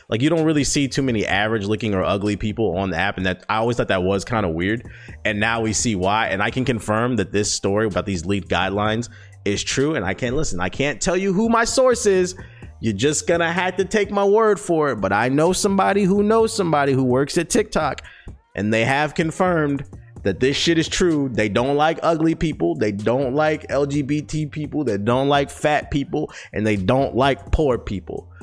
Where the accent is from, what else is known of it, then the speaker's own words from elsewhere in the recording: United States; first language English; As an American